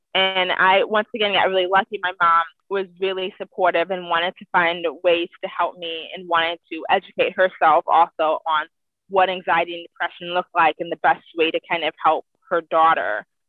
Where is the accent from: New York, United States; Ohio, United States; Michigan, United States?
Ohio, United States; Cleveland; now in Washington, United States; I currently live in Washington, but I grew up in Cleveland, Ohio.